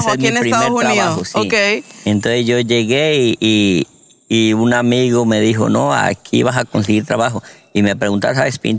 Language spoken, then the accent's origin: Spanish; Colombia; moved away as an adult; now in Georgia, United States; Me vine de Colombia con 100 dólares.